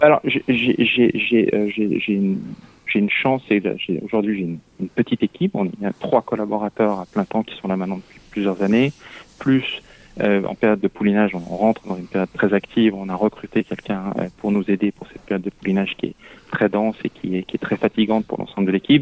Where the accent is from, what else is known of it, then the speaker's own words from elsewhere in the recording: Lyon, Auvergne-Rhône-Alpes, France; moved away as an adult; also born or lived in Mayenne; now in Paris, France; je suis un lyonnais pur souche qui avait plutôt envie de rester à Lyon